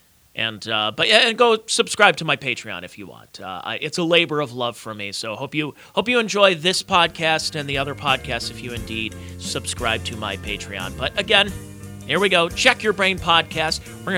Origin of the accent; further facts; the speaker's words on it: Cleveland, Ohio, United States; And why Cleveland, Ohio? The town that I guess I consider my hometown.